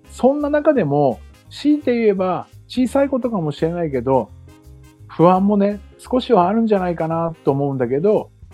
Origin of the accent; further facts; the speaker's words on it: Chiba, Japan; moved away as an adult; now in Okinawa, Japan; 僕も千葉で生まれ育ちました